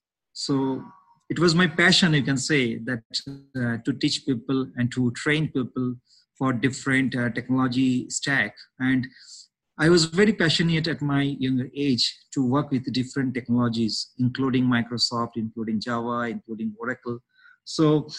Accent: India; moved away as an adult; also born or lived in Germany; now in Kenya; I'm born and brought up in India

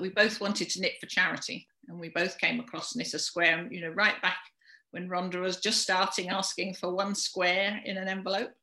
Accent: London, United Kingdom; moved away as an adult; now in Shropshire, United Kingdom; I'm from London originally

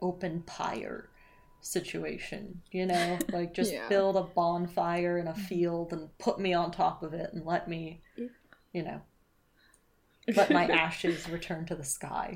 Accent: Canada; moved away; I was born in Canada, and to Canada I shall return

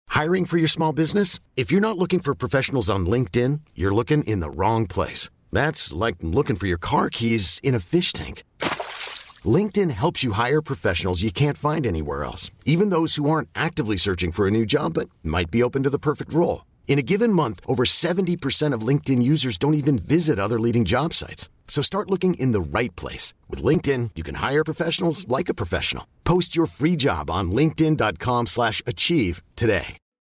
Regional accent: Alsace, Grand Est, France; je suis alsacienne.

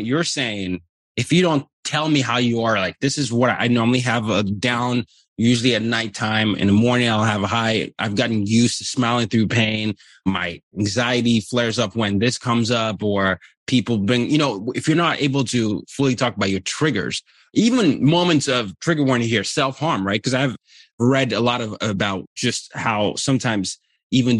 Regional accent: Nigeria; my culture as Nigerian

